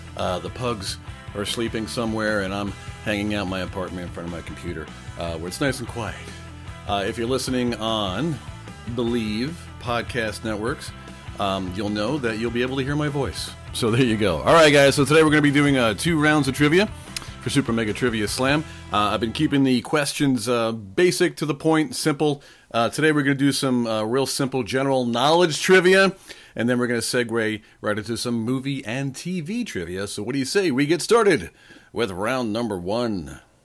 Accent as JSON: {"language": "English", "town": "Oceanside", "region": "New York", "country": "United States", "tie": "born or raised there", "said": "Oceanside, Long Island, my hometown"}